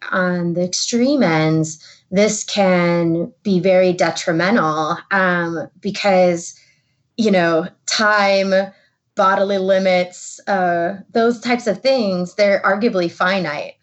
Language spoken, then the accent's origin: English; the Rust Belt, Midwest, United States; I grew up in the Midwest in the, you know, you could say the Rust Belt of the country